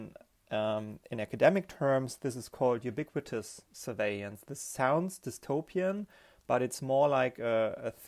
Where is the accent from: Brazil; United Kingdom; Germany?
Germany; also born or lived in Berlin; I'm from Germany. I'm based in Berlin